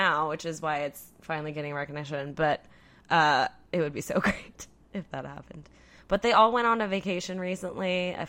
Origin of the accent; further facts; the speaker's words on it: California, United States; moved away; I'm from California.